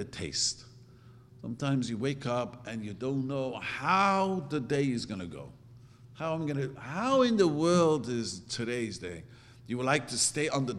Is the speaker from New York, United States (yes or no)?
yes; New York City, New York, United States; English is a second language; moved away as an adult; now in California, United States; I grew up in Williamsburg